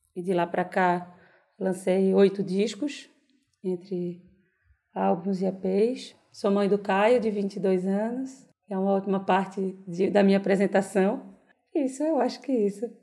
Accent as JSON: {"language": "Portuguese", "town": "Recife", "region": "Pernambuco", "country": "Brazil", "said": "sou pernambucana de Recife"}